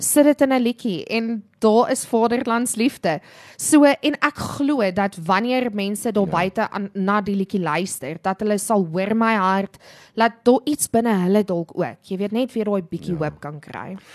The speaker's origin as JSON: {"language": "Afrikaans", "country": "South Africa", "said": "daai groot liefde vir vir ons land, vir Afrikaans as 'n taal, maar ook vir ons mede-Afrikaners"}